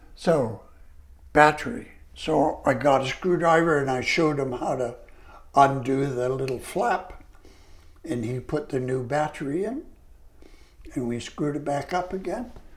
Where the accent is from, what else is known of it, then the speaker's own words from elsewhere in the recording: Canada; I was a Canadian